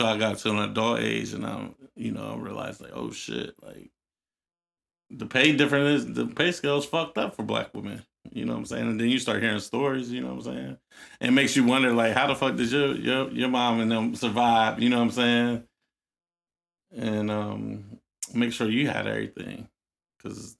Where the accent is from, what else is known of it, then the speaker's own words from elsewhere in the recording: Newark, New Jersey, United States; I grew up in Newark